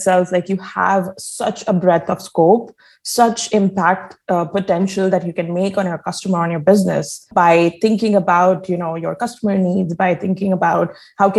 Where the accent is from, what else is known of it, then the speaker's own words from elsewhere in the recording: India; I grew up actually in India